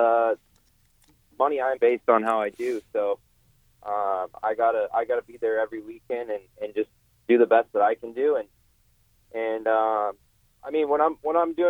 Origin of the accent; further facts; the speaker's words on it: West Coast, United States; I'm from the West Coast